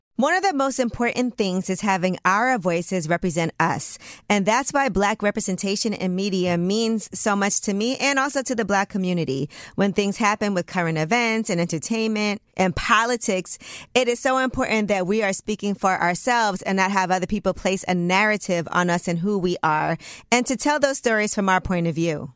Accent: New York City, New York, United States; as a New Yorker

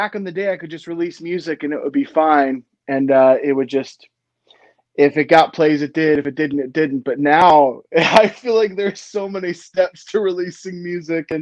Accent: Lynchburg, Virginia, United States; also born or lived in Philadelphia, Pennsylvania / Florida; I grew up, I was born in Philadelphia, Pennsylvania, moved to Florida, spent about 5 years there. And then we kind of planted our seeds in Lynchburg, Virginia.

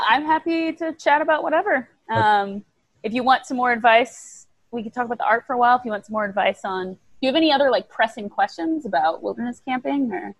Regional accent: Nebraska, United States; moved away as an adult; also born or lived in Bangkok, Thailand / Italy; I grew up in Nebraska

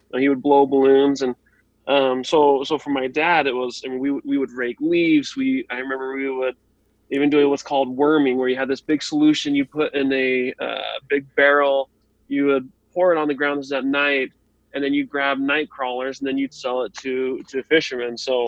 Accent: Idaho, United States; also born or lived in Texas / Nebraska; So I grew up in Idaho for a little bit and then Texas, then Nebraska.

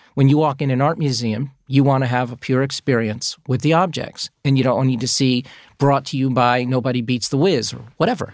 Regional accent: Long Island, New York, United States; I grew up on Long Island

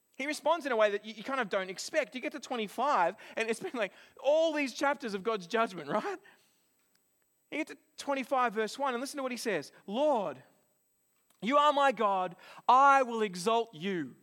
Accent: Australia; now in New Zealand; as an Australian

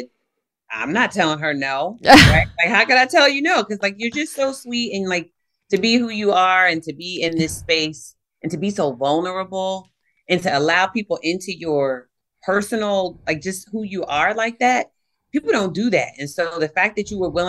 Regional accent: Virginia Beach, Virginia, United States; I grew up in Virginia Beach, Virginia

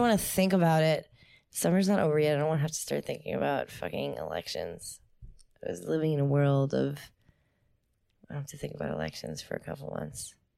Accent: New Jersey, United States; I'm from New Jersey

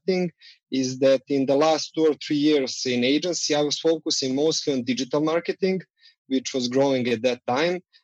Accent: Belgrade, Serbia; So we are based in Belgrade, Serbia.

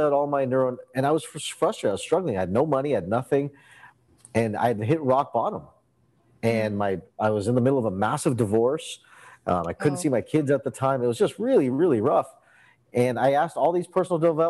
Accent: Canada; I grew up in Canada, and I grew up with an Indian background

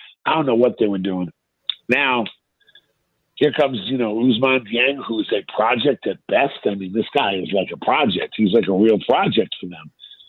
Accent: Boston, Massachusetts, United States; now in Washington, United States; You know, I grew up in Boston, where they just went to the finals. Then I come to D.C., where they went to three finals and have a championship.

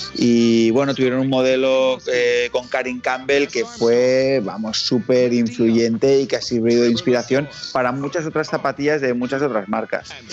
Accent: La Palma de Cervelló, Catalonia, Spain; este pueblo se llama La Palma de Cervelló y es un pueblo eh, súper pequeño de la provincia del Valle Llobregat en Barcelona.

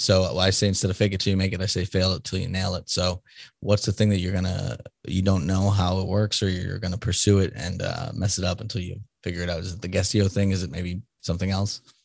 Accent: Boston, Massachusetts, United States; I'm from Boston, so, like, my tone sucks sometimes

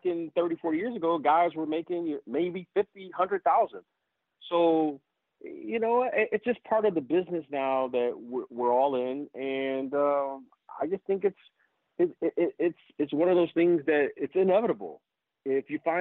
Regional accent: Detroit, Michigan, United States; I grew up in Detroit

